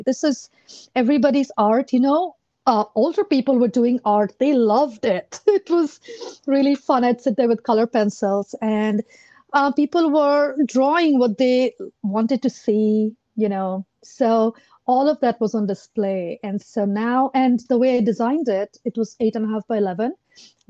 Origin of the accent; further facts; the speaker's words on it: India; moved away as an adult; now in Arlington, United States; I grew up in India